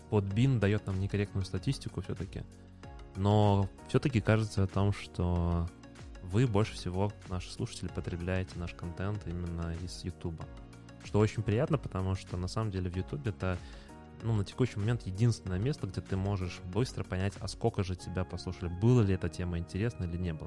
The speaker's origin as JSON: {"language": "Russian", "region": "Minsk", "country": "Belarus", "said": "мы из Минска"}